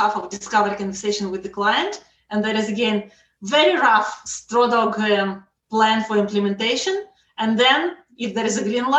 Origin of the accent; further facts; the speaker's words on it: Russia; also born or lived in Israel; now in Canada; I'm originally from Russia